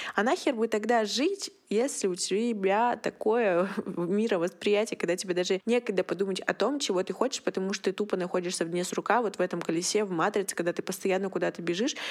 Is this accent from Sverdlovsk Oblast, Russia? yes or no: yes; Yekaterinburg, Sverdlovsk Oblast, Russia; мне 21, я из Екатеринбурга